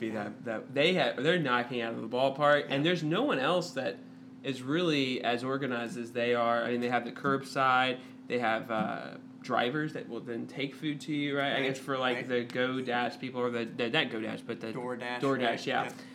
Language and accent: English; Tennessee, United States; moved away; growing up in Tennessee